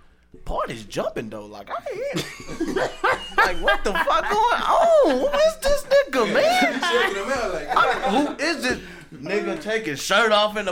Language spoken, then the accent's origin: English; Pine Bluff, Arkansas, United States; I'm from the Bluff.